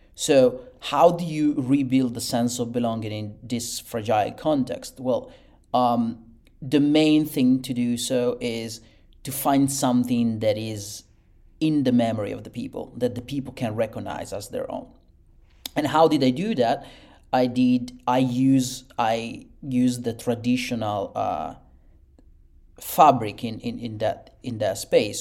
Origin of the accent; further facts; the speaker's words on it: Italy; born and raised in Italy and, and bred over there.